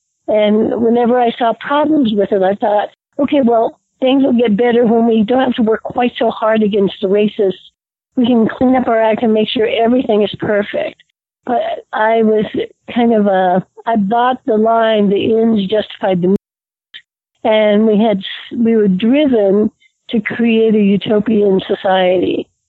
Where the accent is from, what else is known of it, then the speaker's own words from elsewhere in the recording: Washington, District of Columbia, United States; moved away as an adult; also born or lived in Connecticut / California / Guyana; I grew up in Washington, D.C. I went to, elementary school through high school there.